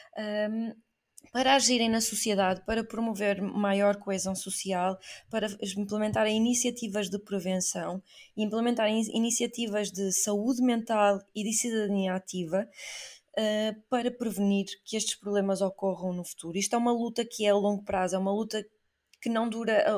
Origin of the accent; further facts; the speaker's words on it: Portugal; eu sou portuguesa